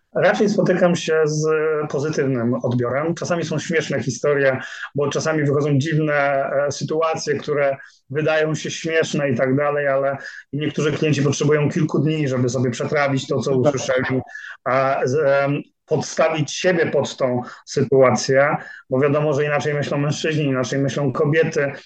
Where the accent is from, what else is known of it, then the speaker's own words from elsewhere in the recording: Szczecin, West Pomeranian Voivodeship, Poland; now in Poznań, Poland; prawie tak samo długo, jak mieszkam w Poznaniu, bo jestem godowitym szczecinianinem